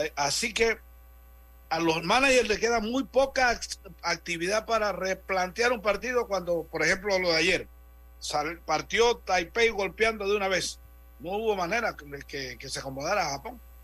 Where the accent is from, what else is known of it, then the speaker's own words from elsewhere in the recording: Interior, Panama; allá del interior, pero de allá de mi tierra